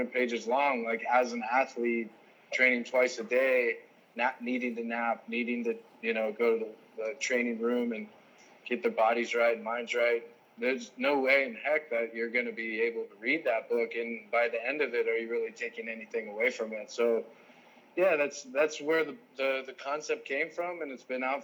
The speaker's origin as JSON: {"language": "English", "town": "South Lake Tahoe", "region": "California", "country": "United States", "also_born_or_lived": "San Diego / Bolivia / Germany / Los Angeles", "said": "I'm from South Lake Tahoe"}